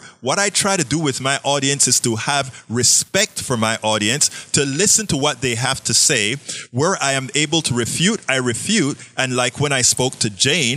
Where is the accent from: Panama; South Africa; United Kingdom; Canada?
Panama; moved away; also born or lived in Kingwood, Texas; I'm from Panama, Central America.